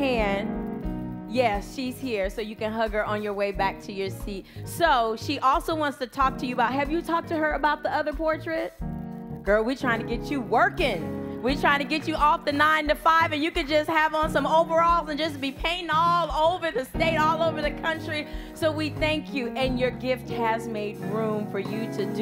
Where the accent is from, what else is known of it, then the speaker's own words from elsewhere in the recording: Ypsilanti, Michigan, United States; My mother brought us up. I'm from Ypsilanti, Michigan